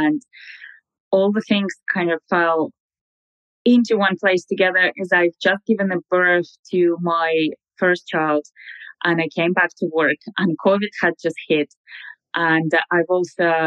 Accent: Russia; moved away as an adult; also born or lived in London; now in Dublin, Ireland; I am natively from Russia, but I've been living abroad now for 10 years. I moved to London and I moved to Dublin

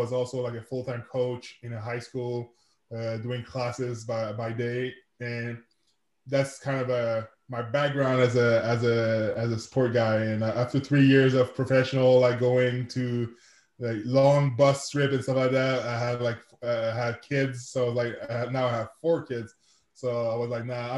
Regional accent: Quebec City, Quebec, Canada; first language French; English is a second language; I'm from Quebec City, Canada. I'm a francophone, so je parle français. That's my first language.

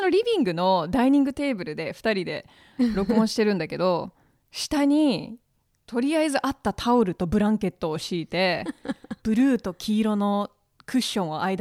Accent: Hawaii, United States; ハワイ出身で

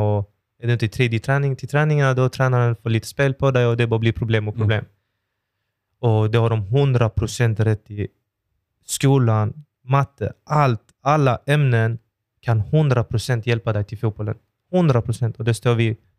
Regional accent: Malmö, Skåne, Sweden; jag är ju född och uppvuxen i Oxie

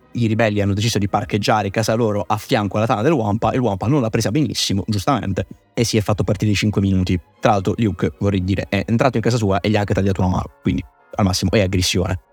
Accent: Southern Italy, Italy; da terrone

